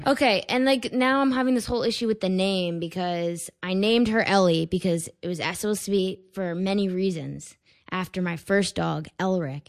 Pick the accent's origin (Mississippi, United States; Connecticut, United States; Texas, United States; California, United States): Connecticut, United States; Weston; moved away as an adult; also born or lived in Stamford, Connecticut; now in New York City, United States; I grew up in Connecticut.